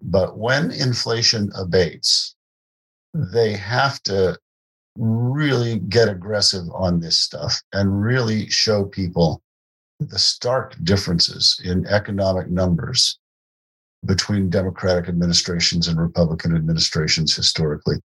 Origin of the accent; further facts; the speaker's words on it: Morgantown, West Virginia, United States; I grew up in West Virginia, David. I, I grew up in what is now a pretty po- prosperous town, Morgantown